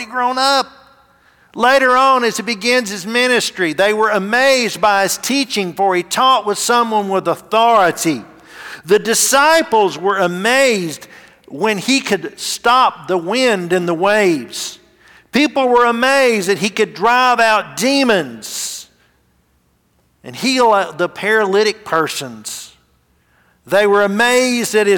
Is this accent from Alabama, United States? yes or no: yes; Gadsden, Alabama, United States; Gadsden's my hometown